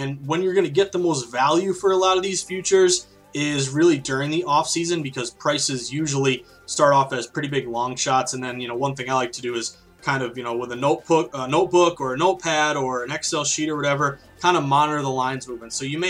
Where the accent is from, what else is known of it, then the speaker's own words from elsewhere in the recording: Philadelphia, Pennsylvania, United States; I'm from Philadelphia, I'm a diehard Eagles fan